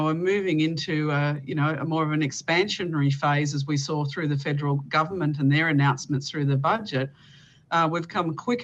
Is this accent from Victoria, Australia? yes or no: yes; Bendigo, Victoria, Australia; I'm based in Victoria. My hometown is Bendigo